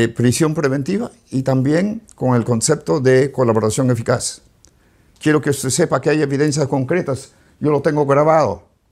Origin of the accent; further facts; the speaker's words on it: Peru; moved away as an adult; now in United States; Yo soy peruano.